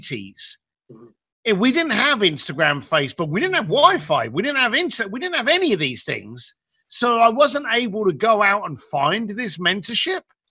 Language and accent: English; London, United Kingdom; I'm a guy from East London, left school at the age of 15, started working with my parents on the building site